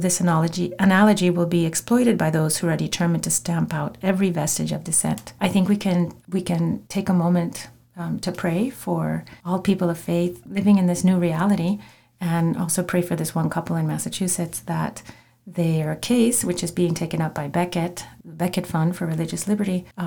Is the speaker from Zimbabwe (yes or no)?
no; Mexico; moved away; I grew up in Mexico